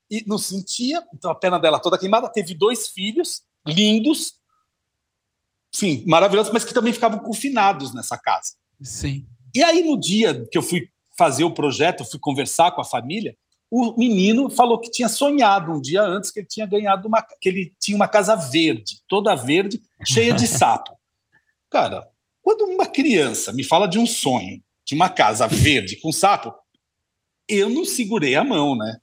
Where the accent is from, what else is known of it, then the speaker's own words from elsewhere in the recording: Santo André, São Paulo, Brazil; eu venho de Santo André, do ABC Paulista, morava num bairro residencial que estava crescendo